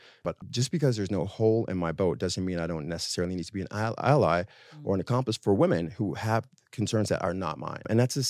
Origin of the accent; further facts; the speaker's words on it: Harlem, New York, United States; So I'm always in France. But I'm from Harlem.